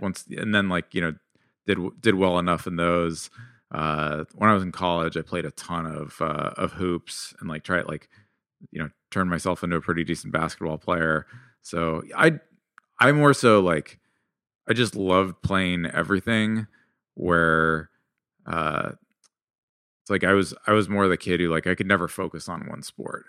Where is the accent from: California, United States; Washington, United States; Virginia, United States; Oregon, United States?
California, United States; suburb of San Jose; also born or lived in Mountain View, California / South Bend, Indiana; I was born in Mountain View, but I grew up in a town, like, another suburb of San Jose, California